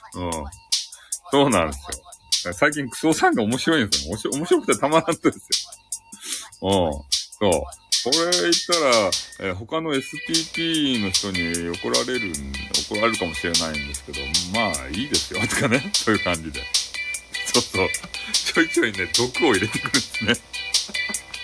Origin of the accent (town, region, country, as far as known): Fukuoka, Japan; accent: Hakata dialect